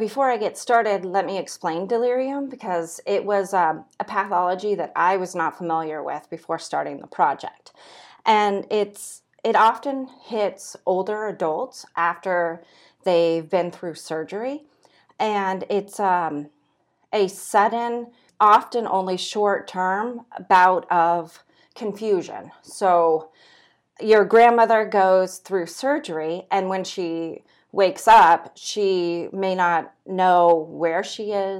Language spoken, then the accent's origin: English; Santa Cruz, California, United States; now in Nebraska, United States; I'm originally from Santa Cruz, California.